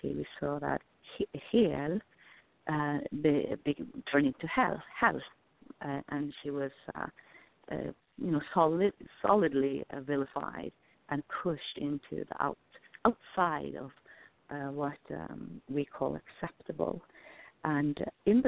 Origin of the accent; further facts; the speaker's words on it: Norway; I come from Norway